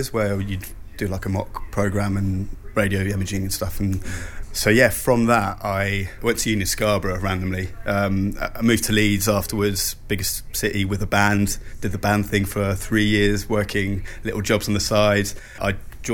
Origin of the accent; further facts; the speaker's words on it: Switzerland; moved away; I grew up in Switzerland